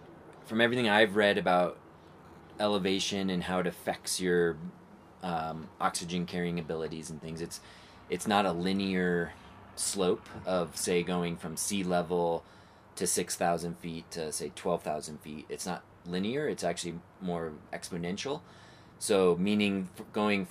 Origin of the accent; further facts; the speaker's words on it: Phoenix, Arizona, United States; growing up in the Phoenix area at say 2000 feet elevation outside of Phoenix